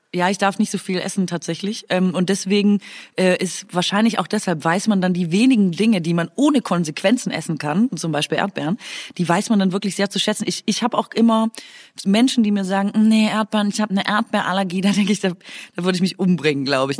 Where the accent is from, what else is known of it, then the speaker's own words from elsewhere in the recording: Swabia, Baden-Württemberg, Germany; accent: Swabian; first language Swabian German; in meiner Muttersprache fluche und das ist ganz schlimmes Schwäbisch